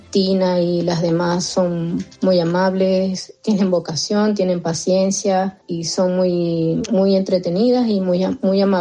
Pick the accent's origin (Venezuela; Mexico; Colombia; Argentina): Venezuela; moved away as an adult; now in Vitoria, Spain; tengo 43 años. Llegué a España desde Venezuela hace cuatro años con mi marido y mis dos hijas.